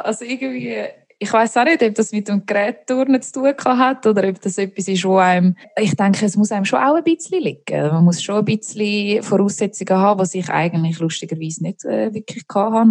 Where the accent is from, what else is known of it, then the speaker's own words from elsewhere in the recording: Niederweningen, Zurich, Switzerland; moved away as an adult; also born or lived in London; now in Los Angeles, United States; ich komme aus Niederweningen, einem kleinen Dörfli Niederweningen im Kanton Zürich ähm, bin dort aufgewachsen